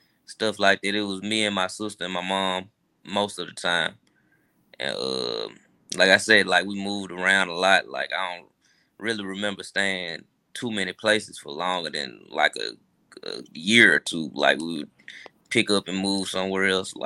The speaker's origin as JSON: {"language": "English", "town": "Memphis", "region": "Tennessee", "country": "United States", "tie": "born or raised there", "said": "I'm originally from Mitchell Heights. You know, over there, really, off of Summer Avenue"}